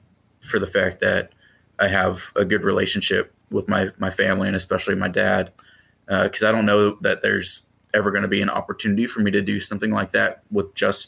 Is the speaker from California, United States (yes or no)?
yes; Sacramento, California, United States; That's correct. I went to Christian Brothers High School for people from the area, around the area that are familiar with the schools here.